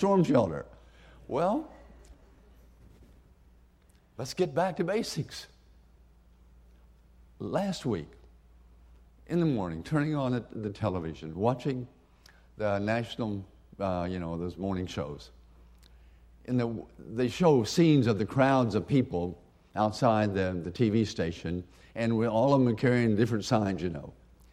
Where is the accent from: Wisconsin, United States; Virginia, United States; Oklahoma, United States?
Oklahoma, United States; Woodward; growing up in Woodward, Oklahoma